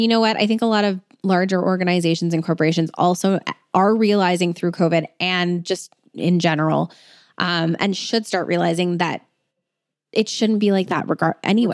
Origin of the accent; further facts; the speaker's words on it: Alberta, Canada; I'm from Alberta